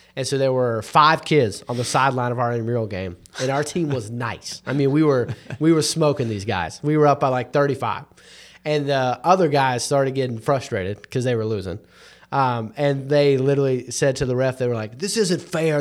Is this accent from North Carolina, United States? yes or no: yes; North Carolina, United States; I'm, I'm not just a Christian 'cause I was born in North Carolina